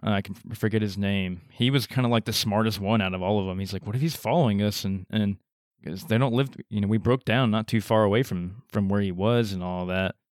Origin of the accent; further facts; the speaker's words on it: Texas, United States; we're from Texas